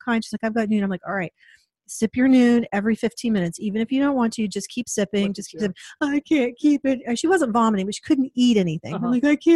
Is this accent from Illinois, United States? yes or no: no; Portland, Oregon, United States; We're from Portland.